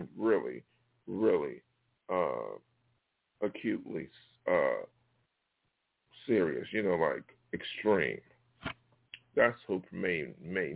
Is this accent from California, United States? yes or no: yes; Los Angeles, California, United States; also born or lived in New York; I come from South Los Angeles